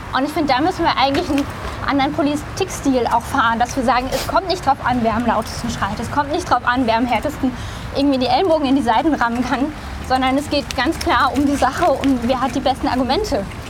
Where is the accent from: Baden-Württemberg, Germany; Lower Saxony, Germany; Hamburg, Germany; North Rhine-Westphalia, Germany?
Baden-Württemberg, Germany; also born or lived in Rhineland-Palatinate / Canada; now in Brandenburg, Germany; ich bin in Rheinland-Pfalz geboren, äh, in großen Teilen der, von Baden-Württemberg dann sozusagen aufgewachsen, beziehungsweise habe da eine Weile